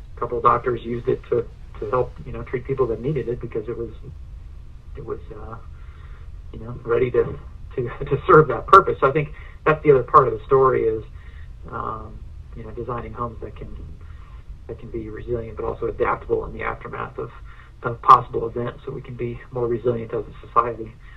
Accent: Ohio, United States; now in Asheville, United States; I grew up in Ohio.

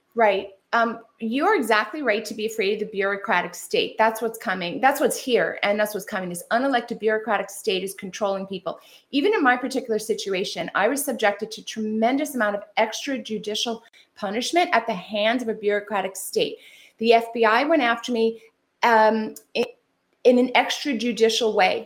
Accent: California, United States; I'm from California

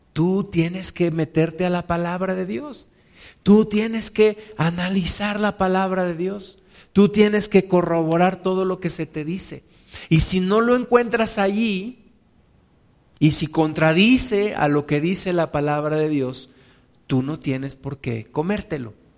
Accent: Mexico; donde yo me congregaba, donde yo nací en la, congregación en México

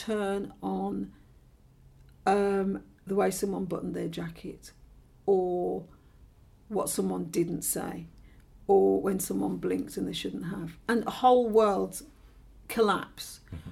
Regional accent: Birmingham, West Midlands, United Kingdom; I'm from Birmingham, which is about an hour on the train from London.

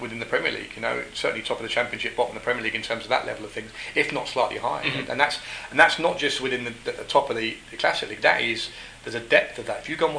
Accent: London, United Kingdom; moved away as an adult; also born or lived in Scotland / Birmingham / Coventry; and I'm from London

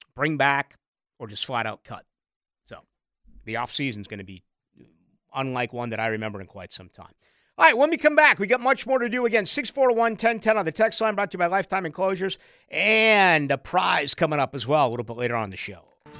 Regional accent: Boston, Massachusetts, United States; now in Jacksonville, United States; as a Bostonian

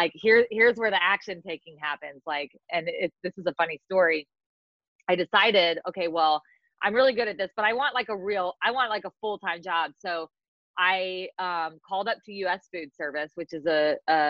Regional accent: California, United States; moved away as an adult; also born or lived in Mississippi; I grew up in California

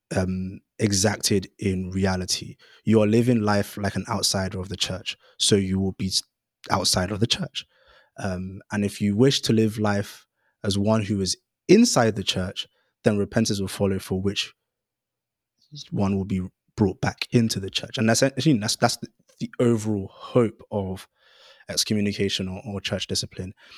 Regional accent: London, United Kingdom; I grew up in Greenwich, so the rural borough of Greenwich

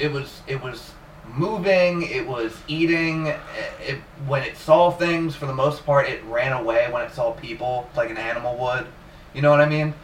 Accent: New Jersey, United States; I'm from New Jersey

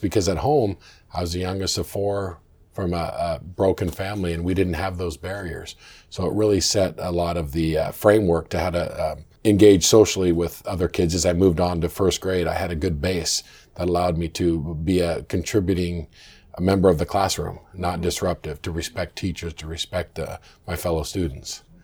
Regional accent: Orchards, Washington, United States; also born or lived in Olympia, Washington; we moved from Olympia to to Orchards right up the road

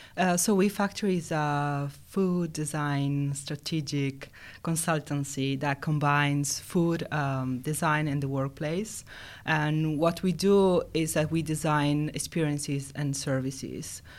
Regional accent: Italy; moved away as an adult; also born or lived in Finland; now in Helsinki, Finland; I'm from Italy

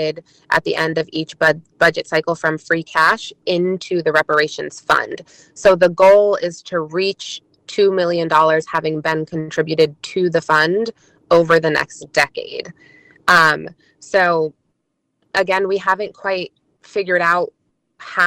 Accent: Amherst, Massachusetts, United States; I grew up in Amherst

